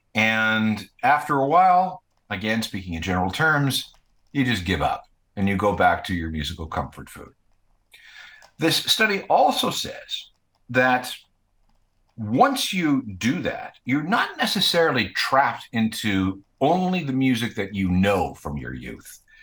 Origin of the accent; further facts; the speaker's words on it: Winnipeg, Manitoba, Canada; when I was growing up in Winnipeg